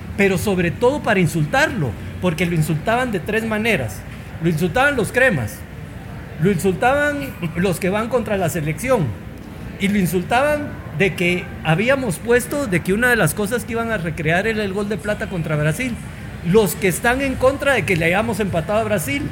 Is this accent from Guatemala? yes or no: yes; Guatemala; los tuiteros de Guatemala, como somos nosotros. O sea, como guatemaltecos